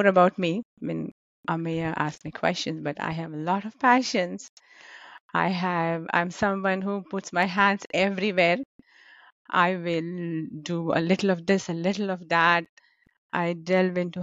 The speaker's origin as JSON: {"language": "English", "town": "Pune", "region": "Maharashtra", "country": "India", "tie": "born or raised there", "moved": "as an adult", "lives_now": "United States", "said": "I grew up in Pune, born and brought up in Pune. Well, not born in Pune, but like all my life, all my childhood in Pune."}